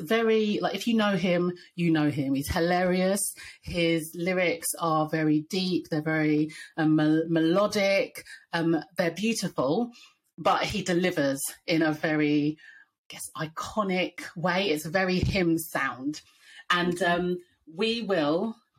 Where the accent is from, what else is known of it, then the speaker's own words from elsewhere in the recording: London, United Kingdom; accent: North London; my North London accent